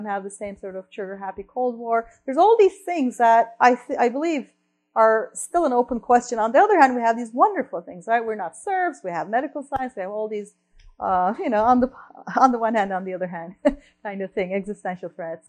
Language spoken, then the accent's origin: English; Turkey; moved away; I mentioned I'm from Turkey, right? I'm from Turkey.